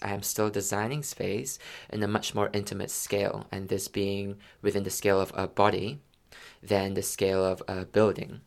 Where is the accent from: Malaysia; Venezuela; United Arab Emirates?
Malaysia; moved away; also born or lived in London; I'm from Malaysia